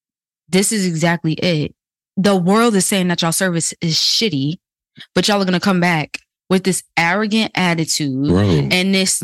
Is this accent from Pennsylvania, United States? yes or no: no; New York, United States; moved away as an adult; now in Atlanta, United States; I'm also from New York